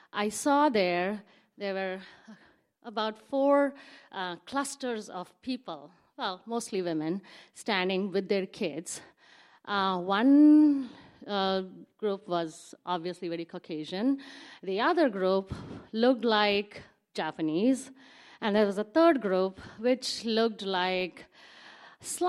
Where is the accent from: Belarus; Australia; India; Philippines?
India; moved away as an adult; now in Seattle, United States; I grew up in India